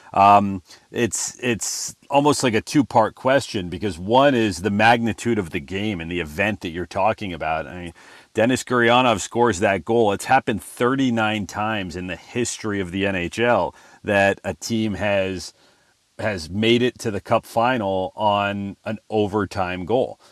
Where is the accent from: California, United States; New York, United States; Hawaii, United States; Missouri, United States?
California, United States; Southern; moved away as an adult; also born or lived in Corpus Christi, Texas; I grew up in Southern California